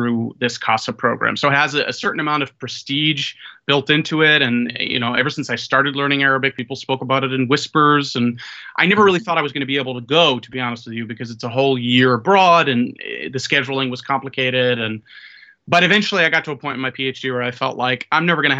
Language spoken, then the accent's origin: English; United States; as an American male